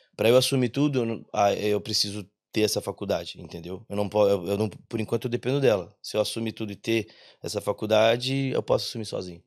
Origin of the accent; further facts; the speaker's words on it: interior of São Paulo, Brazil; moved away as an adult; now in Ireland; a gente é do interior de São Paulo